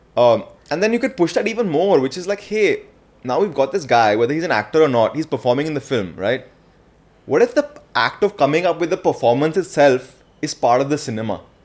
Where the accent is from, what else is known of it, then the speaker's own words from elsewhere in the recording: India; I'm this Indian guy who's come